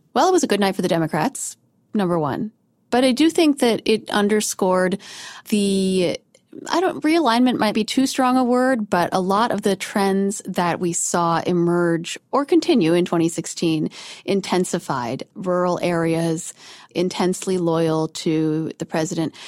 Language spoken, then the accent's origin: English; outside of Denver, Colorado, United States; where I grew up outside of Denver